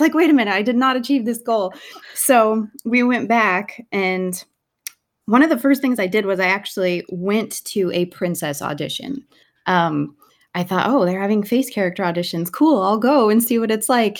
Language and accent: English; Salem, Oregon, United States; moved away; I am originally from Salem, Oregon, in the United States